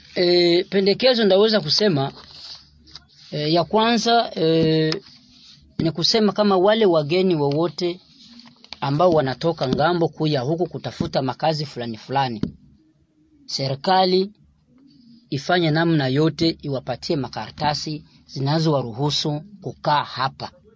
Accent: Congolese Barundi, South Kivu, DR Congo; Sisi tuko Wakongomani

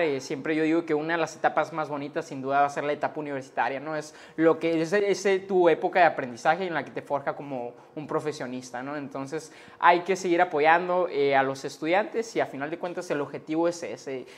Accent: Sonora, Mexico; soy sonorense, soy ciudadano y pues quiero lo mejor para mi Estado

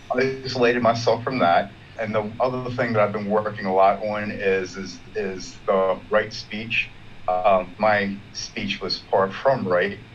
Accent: Baltimore, Maryland, United States; I am from Baltimore, Maryland, in the United States.

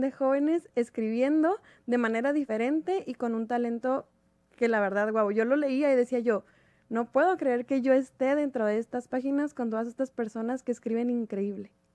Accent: Mexico; somos varias de México

